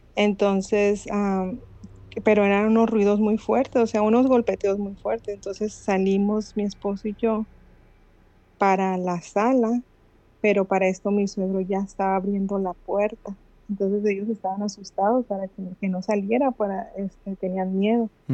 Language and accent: Spanish; Mazatlán, Sinaloa, Mexico; Soy de Mazatlán.